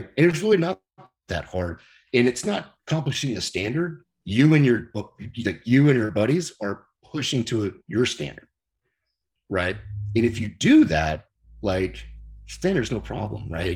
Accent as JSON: {"language": "English", "town": "San Clemente", "region": "California", "country": "United States", "tie": "born or raised there", "also_born_or_lived": "Dallas, Texas", "said": "I grew up here in San Clemente, which is where I live now"}